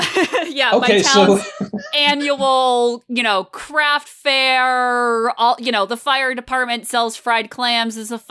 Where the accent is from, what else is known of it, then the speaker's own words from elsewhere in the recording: Connecticut, United States; moved away; I'm from Connecticut originally